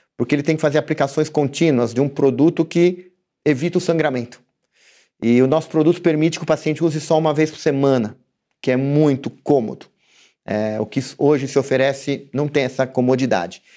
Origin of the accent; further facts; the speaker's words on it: Brazil; como brasileiro